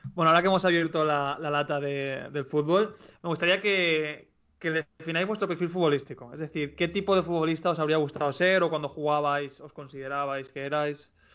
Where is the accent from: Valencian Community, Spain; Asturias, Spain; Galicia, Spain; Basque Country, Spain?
Valencian Community, Spain; Valencia; tanto José Luis como yo somos de Valencia